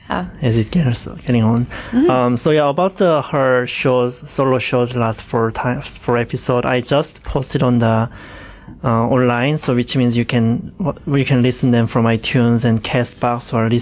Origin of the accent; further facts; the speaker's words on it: Changwon, South Gyeongsang, South Korea; English is a second language; now in Hamilton, Canada; my hometown is very south of South Korea, southeast, called Changwon.